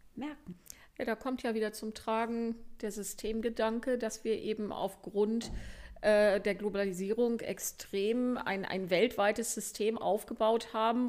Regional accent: Germany

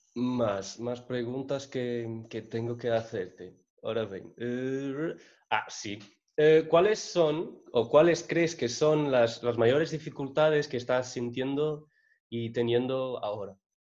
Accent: Portugal; Spanish is a second language; yo que soy portugués

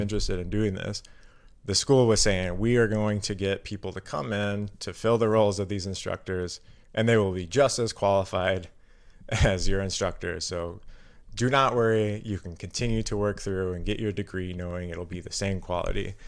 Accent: Carbondale, Illinois, United States; now in Milwaukee, United States; I'm from Southern Illinois. Um, so I was born in Carbondale, Illinois

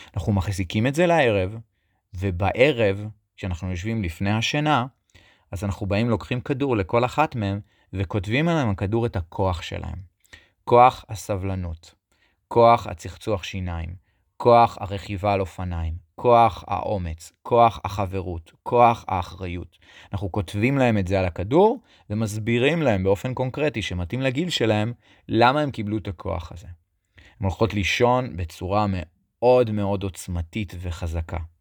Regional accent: Netanya, Central District, Israel; אני גדלתי בנתניה

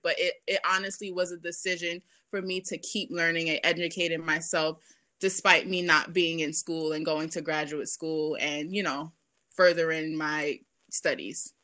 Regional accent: New York City, New York, United States; also born or lived in Boston; I grew up in Brooklyn, um, in Bed Stuy

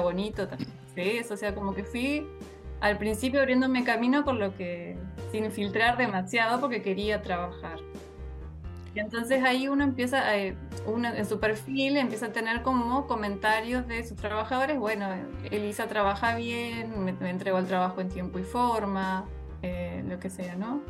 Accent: Colonia Valdense, Colonia, Uruguay; soy de Colonia Valdense. Eh, hace, en el 2019 volví a vivir a Valdense después de un tiempo

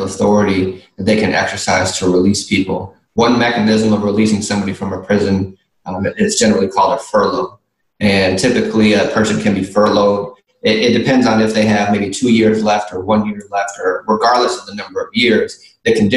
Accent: Milwaukee, Wisconsin, United States; now in New Orleans, United States; I grew up in Milwaukee, Wisconsin

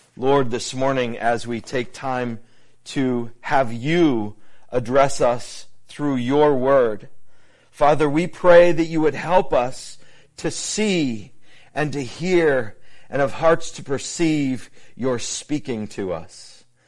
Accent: New England, United States; my time uh, growing up in New England

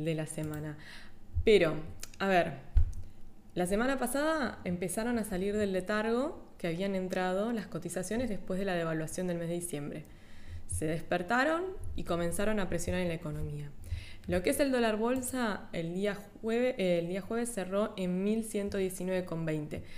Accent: Argentina; los argentinos, que somos

